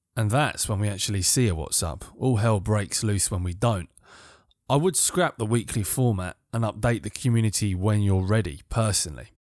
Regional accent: United Kingdom; I'm British

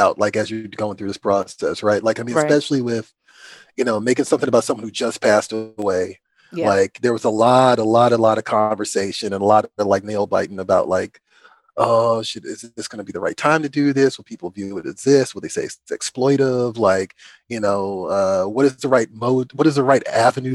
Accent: Washington, District of Columbia, United States; now in Columbia, United States; I'm originally from Washington, D.C. I currently live in Columbia, Maryland.

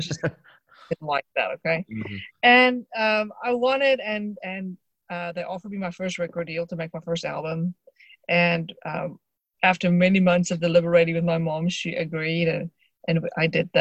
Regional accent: Johannesburg, Gauteng, South Africa; I grew up in just outside Johannesburg, South Africa

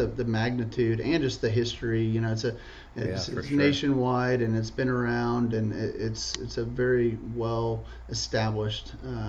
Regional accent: Dallas, Texas, United States; born and raised in Dallas, Texas. Graduated from SMU and got my master's in accounting there as well.

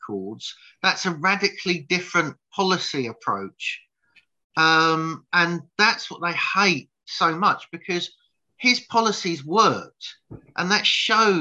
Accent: United Kingdom; I'm British

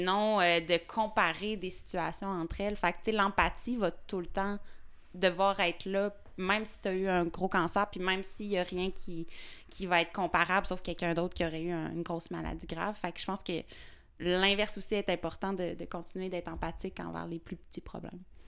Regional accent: Fossambault-sur-le-Lac, Quebec, Canada; j'habite... je suis née... Ben, en fait, j'ai grandi à Fossambeau-sur-le-Lac, qui est une petite ville proche du lac Saint-Joseph.

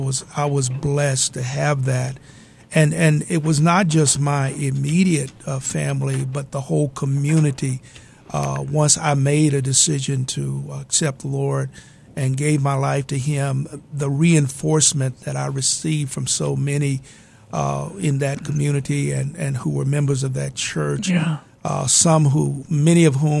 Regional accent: Buchanan, Tennessee, United States; But I grew up in Northwest Tennessee in a little community called Buchanan. It was a farming community.

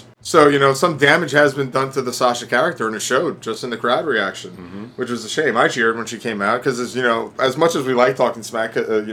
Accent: New York, United States; my hometown

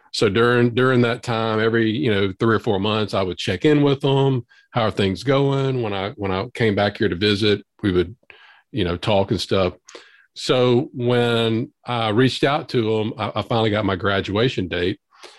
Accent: Southern US, United States; accent: Southern drawl; born and raised in the South.

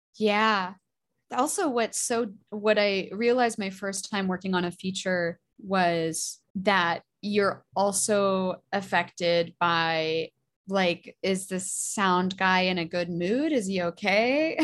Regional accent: Alaska, United States; also born or lived in Boston; now in New York, United States; I'm from Alaska

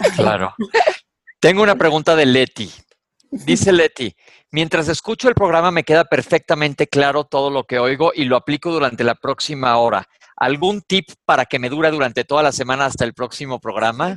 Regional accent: Mexico; soy de México

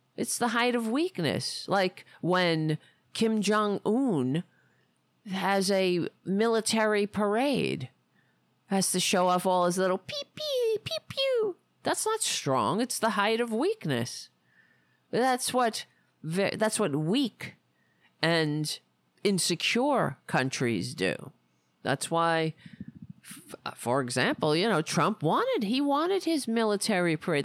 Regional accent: United States; being an American

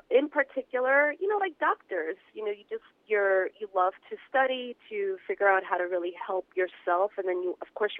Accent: New York City, New York, United States; I'm from New York City.

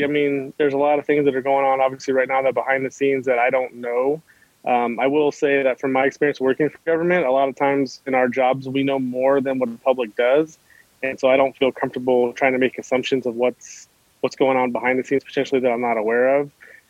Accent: Chicago, Illinois, United States; also born or lived in California; And I came from California, also originally from Chicago, lived in the inner city.

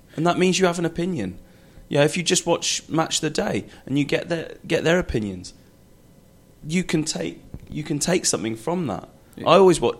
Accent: Shropshire, West Midlands, United Kingdom; moved away as an adult; now in London, United Kingdom; I grew up in Shropshire, miles away from uh, from from London.

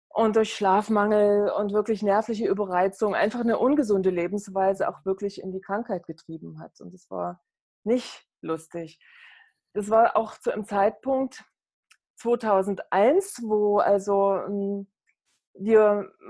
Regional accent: East Germany, Germany; Ich bin aufgewachsen in der DDR und damals habe ich mich wirklich auch durch Leistung definieren müssen.

